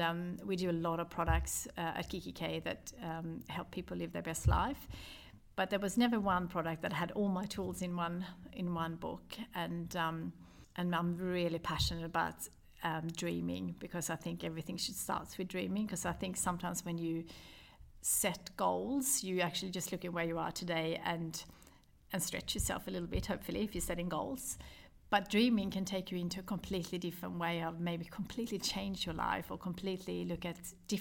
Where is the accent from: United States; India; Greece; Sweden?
Sweden; moved away; I wanted to have a connection with Sweden. This is my home country.